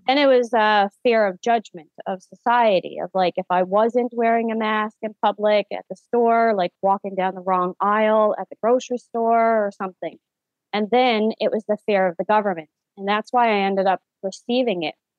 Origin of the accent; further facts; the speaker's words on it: St. John's, Newfoundland and Labrador, Canada; I am born and raised in St. John's, Newfoundland, Canada